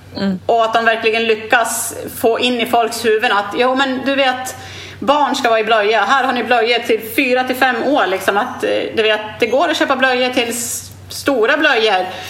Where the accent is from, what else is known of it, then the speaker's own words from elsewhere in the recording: Sweden; moved away as an adult; now in Australia; hemma i Sverige för jag har inte bott i Sverige på 14 år